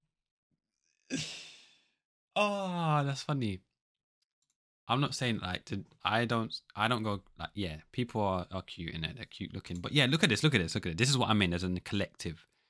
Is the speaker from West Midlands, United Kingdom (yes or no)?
no; London, United Kingdom; I'm the guy from London